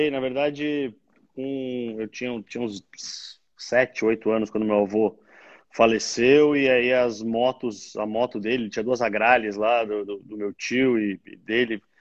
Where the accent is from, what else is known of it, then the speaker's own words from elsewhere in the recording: Rio Grande do Sul, Brazil; now in São Paulo, Brazil; Mas é quando a gente chegou em São Paulo, sou gaúcho, né? E quando a gente chegou em São Paulo para fincar a pé aqui, eh, a segunda vez, em 92